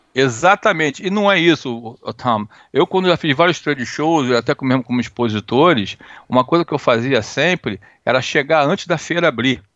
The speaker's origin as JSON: {"language": "Portuguese", "region": "Rio de Janeiro", "country": "Brazil", "also_born_or_lived": "United States", "moved": "yes", "said": "eu sou americano, mas meu sangue é brasileiro. Eu tenho nome de gringo, mas eu sou carioca"}